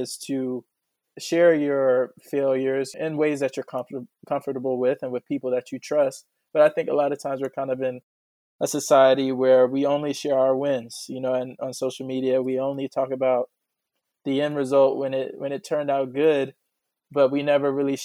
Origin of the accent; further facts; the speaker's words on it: Atlanta, Georgia, United States; growing up in Atlanta